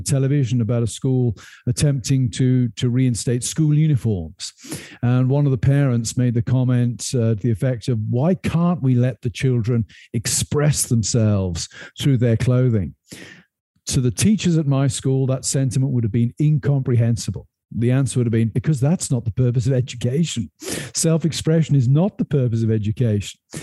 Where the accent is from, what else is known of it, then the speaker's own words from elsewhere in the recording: United Kingdom; moved away as an adult; now in United States; I've come to America and been a very different person than I would have been if I'd stayed in the United Kingdom